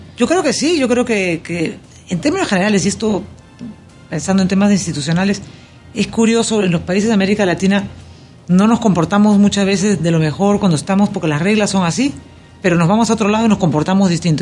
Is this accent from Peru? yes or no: yes; Peru; now in Panama; Yo como peruana